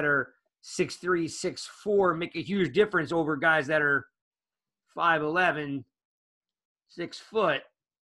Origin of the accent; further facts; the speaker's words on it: New Jersey, United States; growing up in New Jersey